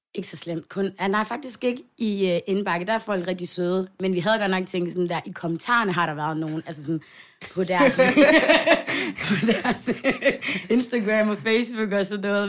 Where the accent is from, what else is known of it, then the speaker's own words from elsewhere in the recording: Svendstrup, North Denmark Region, Denmark; lille by, vi bor i, Svendstrup